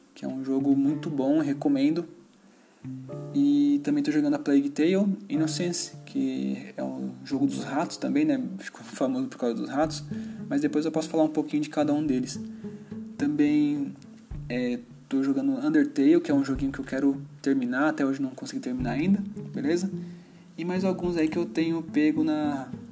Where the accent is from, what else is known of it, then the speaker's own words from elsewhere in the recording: São Paulo, Brazil; eu tenho 33 anos e sou de São Paulo. Eu moro em São Paulo, capital